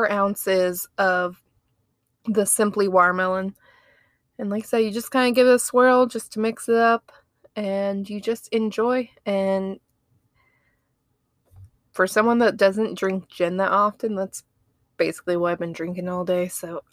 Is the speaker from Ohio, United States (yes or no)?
yes; Ohio, United States; now in Alabama, United States; I'm from Ohio.